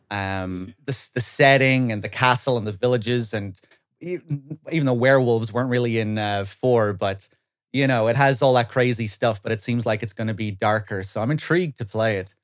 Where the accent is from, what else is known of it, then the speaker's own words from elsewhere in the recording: west of Ireland, Ireland; moved away as an adult; now in London, United Kingdom; I lived my whole life in Ireland, west of Ireland.